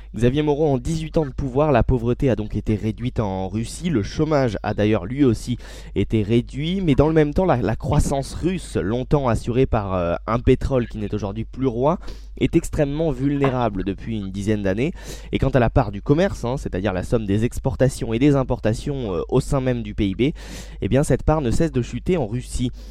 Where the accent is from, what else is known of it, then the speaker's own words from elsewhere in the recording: France; chez nous en France